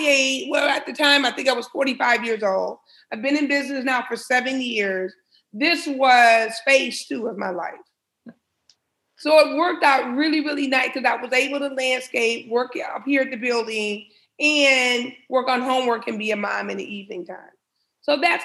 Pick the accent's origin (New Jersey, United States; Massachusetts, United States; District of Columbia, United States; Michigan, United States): Michigan, United States; Highland Park; I was born and raised in Highland Park, Michigan.